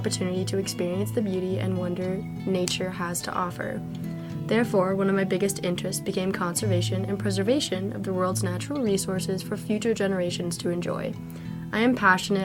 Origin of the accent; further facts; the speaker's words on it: Tehachapi, California, United States; moved away; I'm originally from Tehachapi, California